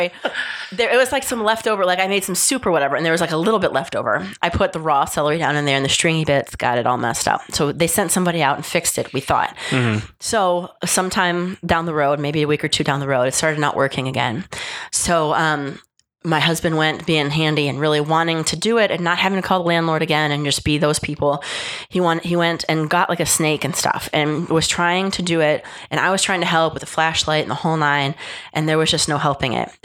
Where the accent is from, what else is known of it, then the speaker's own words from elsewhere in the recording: Cleveland, Ohio, United States; moved away as an adult; also born or lived in Charlotte, North Carolina / Charleston, South Carolina; now in Houston, United States; I grew up in Cleveland, Ohio